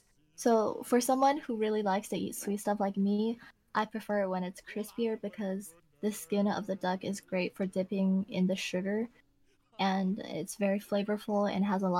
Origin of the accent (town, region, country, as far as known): China; now in United States